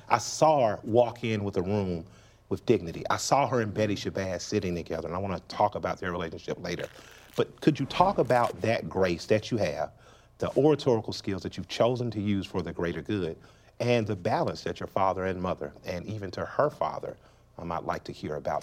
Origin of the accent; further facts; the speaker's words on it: Atlanta, Georgia, United States; we're from Atlanta, which is known as a black city.